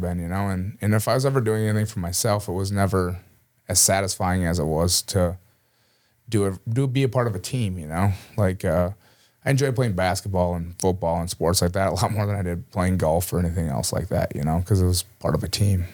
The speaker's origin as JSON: {"language": "English", "town": "Cleveland", "region": "Minnesota", "country": "United States", "tie": "born or raised there", "said": "I grew up from a real small town here in southern Minnesota, Cleveland, just down the road from here in Mankato"}